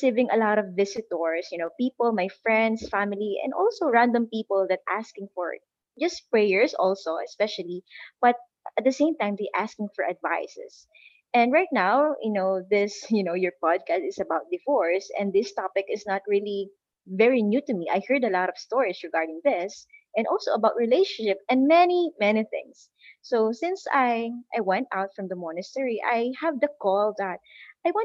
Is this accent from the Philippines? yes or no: yes; Philippines; I am from the Philippines